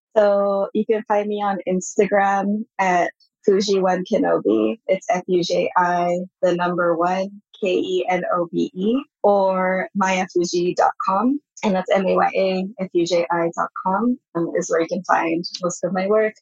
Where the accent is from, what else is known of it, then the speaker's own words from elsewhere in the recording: Bay Area, California, United States; first language Japanese; English is a second language; also born or lived in Japan; I grew up in the Bay Area too, and which is quite different than the rest of the US